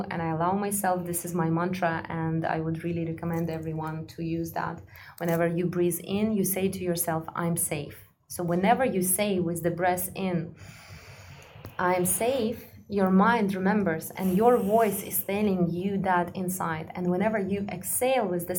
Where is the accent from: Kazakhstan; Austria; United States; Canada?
Kazakhstan; also born or lived in Russia / Egypt; now in Dubai, United Arab Emirates; I'm from a very small village. I'm from Kazakhstan, you know, and when I was growing up